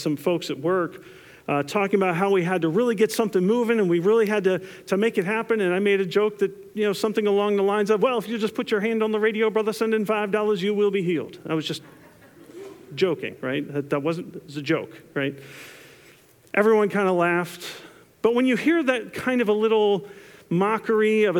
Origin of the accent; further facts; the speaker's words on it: New Jersey, United States; growing up in New Jersey